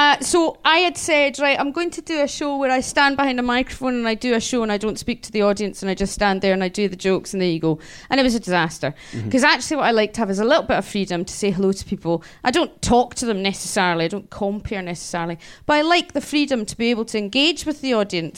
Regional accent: Scotland, United Kingdom; being Scottish and not living in London

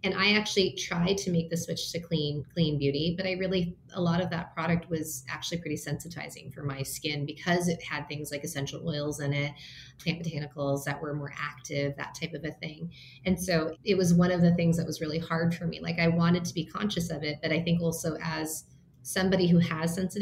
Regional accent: Minnesota, United States; now in Los Angeles, United States; I was born in Minnesota. My parents immigrated to the US from Taiwan

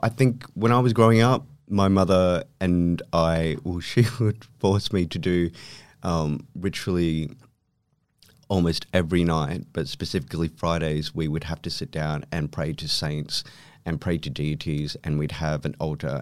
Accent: Philippines; I was born in the Philippines

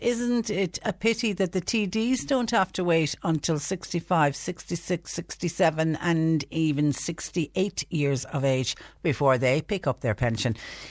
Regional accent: Mallow, County Cork, Ireland; I was born and reared in Mallow, and that area was always known as just Short Castle.

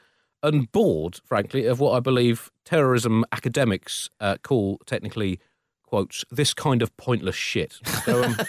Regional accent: London, United Kingdom; as a Londoner

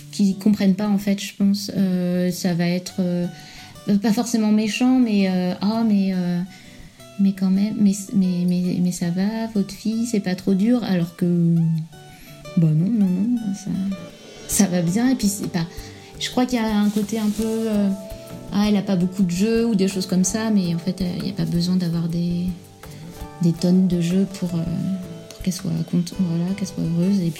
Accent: France; moved away as an adult; also born or lived in Brittany / Île-de-France / California; now in Parede, Portugal; là en ce moment je te parle de Parade au Portugal qui est pas loin de Lisbonne et je suis française originaire à moitié de Bretagne et à moitié de la région parisienne. Et sinon avant j'étais expat en Californie pendant 4 ans et demi.

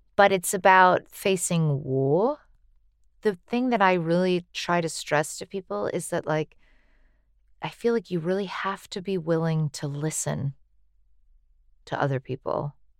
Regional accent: United States; as an American

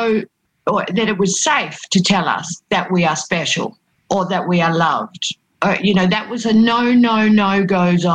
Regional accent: Yorke Peninsula, South Australia, Australia; In a country town in South Australia, a very predominantly Protestant area

